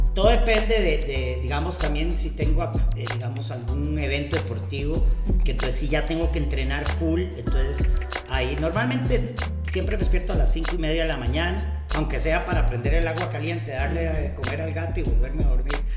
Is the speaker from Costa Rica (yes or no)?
yes; Costa Rica; also born or lived in Venezuela / Spain; yo nací en Venezuela, pero yo vivo en Costa Rica desde segundo grado